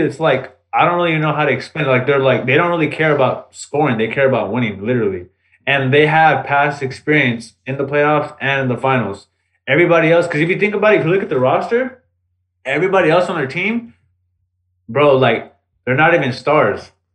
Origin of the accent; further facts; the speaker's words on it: the Bay Area, California, United States; we're from the Bay